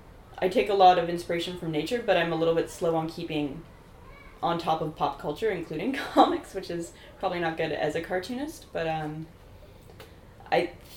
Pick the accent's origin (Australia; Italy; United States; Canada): Canada; Toronto, Ontario; born or raised there